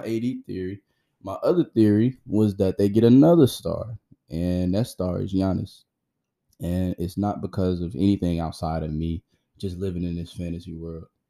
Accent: Detroit, Michigan, United States; I'm from Detroit

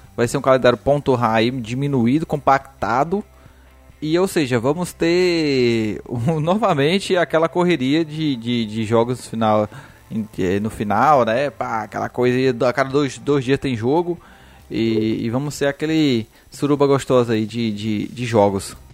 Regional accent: Northeast Region, Brazil; Eu, como nordestino aqui

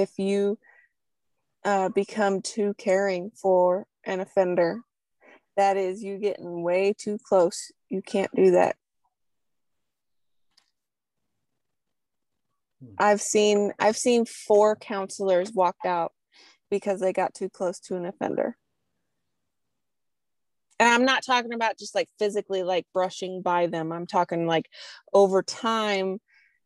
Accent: Southern U.S., United States; accent: Southern; I'm from the Southern U.S. So my y'all and heathens and oil will come out real easy

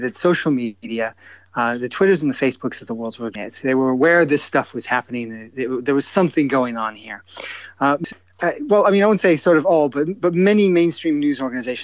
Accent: upstate New York, United States; moved away as an adult; also born or lived in Cleveland, Ohio / Washington; now in London, United Kingdom; I am not British, but I grew up in upstate New York

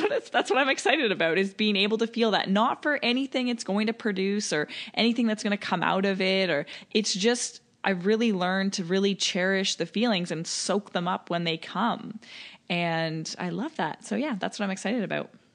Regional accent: Toronto, Ontario, Canada; showing you my hometown

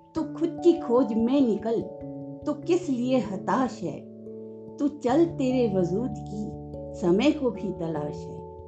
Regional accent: Jaipur, Rajasthan, India; जयपुर राजस्थान की निवासी हूँ

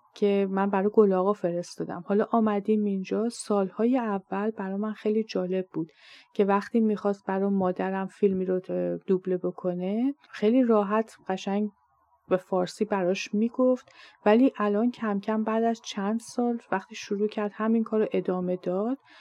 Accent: Iran; first language Persian; moved away as an adult; now in Canada; منی که در ایران بزرگ شدم

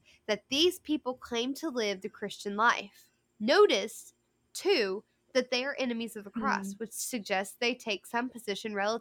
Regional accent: United States; I'm an American, but my citizenship is in heaven first

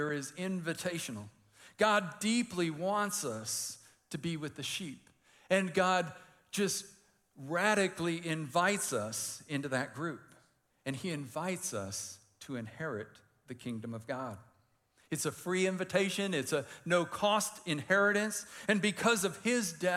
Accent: Detroit, Michigan, United States; I grew up in Detroit

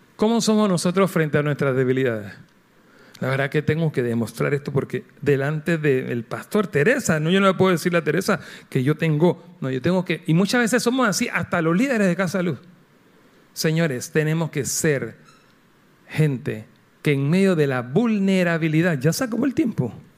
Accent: Panama

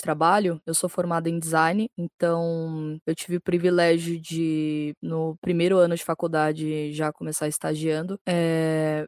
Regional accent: São Paulo, Brazil; sou de São Paulo, capital

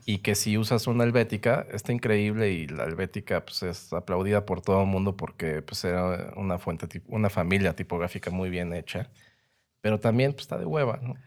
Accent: Mexico; soy diseñador gráfico mexicano

